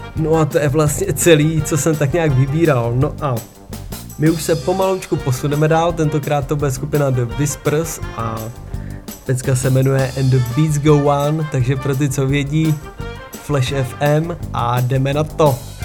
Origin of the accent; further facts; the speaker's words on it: Czechia; now in Denmark; u nás v Čechách